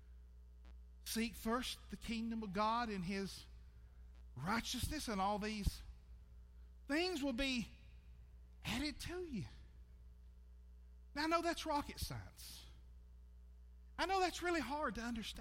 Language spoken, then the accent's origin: English; United States